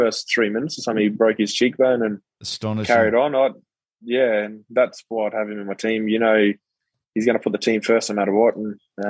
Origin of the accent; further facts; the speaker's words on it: Queensland, Australia; being a Queenslander